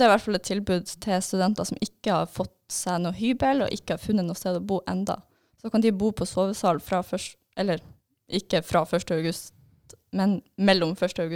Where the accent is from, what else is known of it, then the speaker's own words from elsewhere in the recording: Trondheim, Trøndelag, Norway; Sånn, jeg er fra Trondheim.